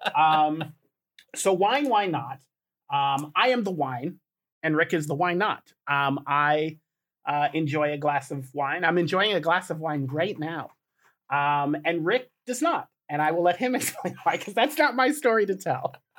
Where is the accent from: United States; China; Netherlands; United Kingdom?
United States; Colorado; I was born in Colorado